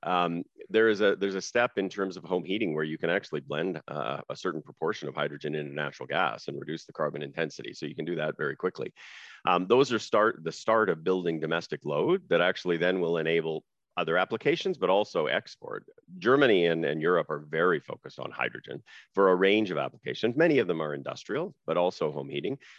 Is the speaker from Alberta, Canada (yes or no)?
no; Saskatchewan, Canada; I grew up in Saskatchewan